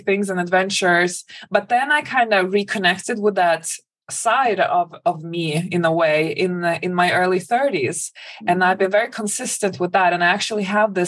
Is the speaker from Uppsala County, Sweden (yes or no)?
no; a suburb outside of Stockholm, Stockholm County, Sweden; moved away; So I grew up in Sweden. I grew up in a suburb outside of Stockholm